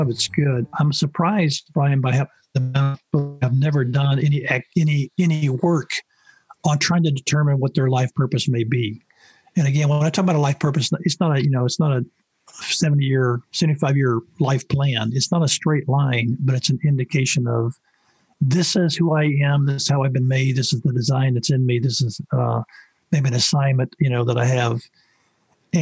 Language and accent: English; the South, United States; I grew up in the South